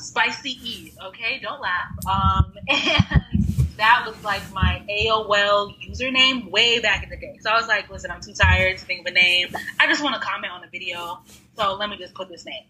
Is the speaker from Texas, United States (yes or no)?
yes; Texas, United States; now in Austin, United States; I consider myself a Texan now. I've been here for, since I was like 12.